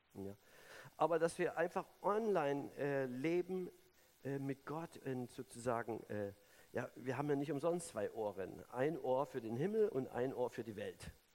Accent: Germany; also born or lived in Sonneberg, Thuringia; now in Berlin, Germany; ich, bin ja DDR-Kind, ich bin in der Diktatur groß geworden

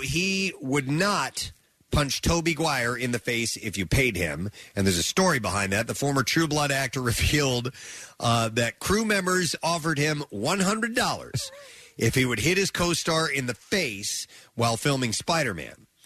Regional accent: Lake of the Ozarks, Missouri, United States; moved away; I grew up around Lake of the Ozarks.

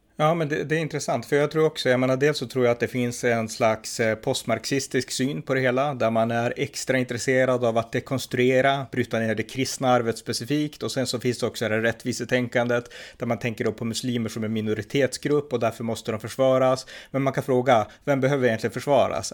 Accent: Örnsköldsvik, Västernorrland County, Sweden; här i min stad i Övik där jag växte upp

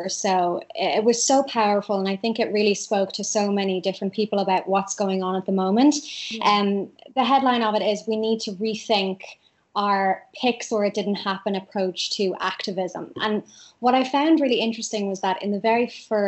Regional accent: Ireland; as an Irish white person

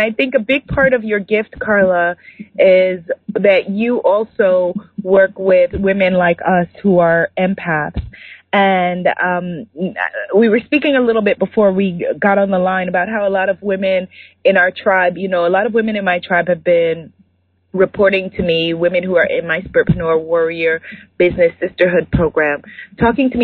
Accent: New York, United States; I'm from New York and I love London because it's very much the same energy that I grew up

